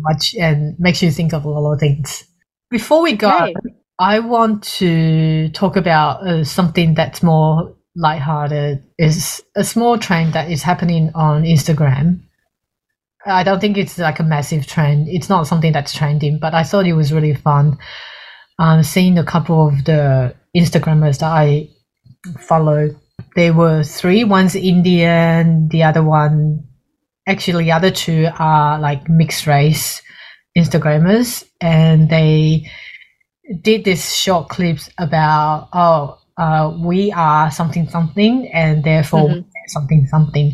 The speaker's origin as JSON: {"language": "English", "country": "Taiwan", "said": "We're Taiwanese"}